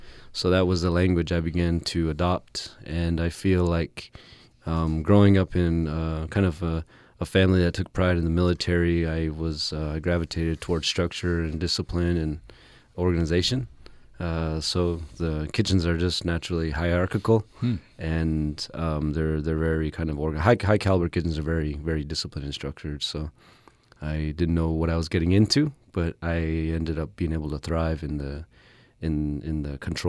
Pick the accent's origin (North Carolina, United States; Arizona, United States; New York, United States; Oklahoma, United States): Arizona, United States; Whiteriver; also born or lived in Window Rock, Arizona; I was born and raised on the White Mountain Apache tribe, and since we were matrilineal societies, I identify as White Mountain Apache, but I never forget that I'm Diné. I'm Navajo on my dad's side from Crown Point, New Mexico, in the Eastern Navajo Nation